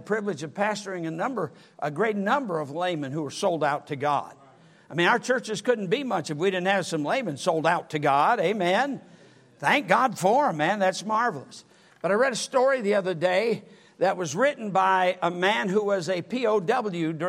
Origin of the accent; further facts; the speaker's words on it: United States; as an American